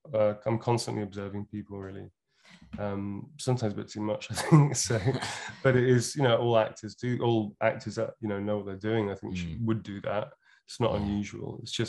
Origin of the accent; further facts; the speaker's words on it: Birmingham, West Midlands, United Kingdom; accent: Brummie; I have a tiny smattering of Brummie. Still from Birmingham, still in my accent, sometimes a little twang and stuff.